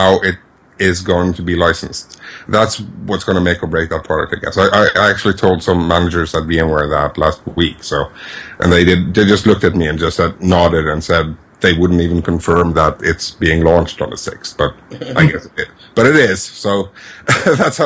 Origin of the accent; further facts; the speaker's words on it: Bergen, Vestland, Norway; English is a second language; moved away; also born or lived in Perth, Australia; we went back from Perth to Bergen, Norway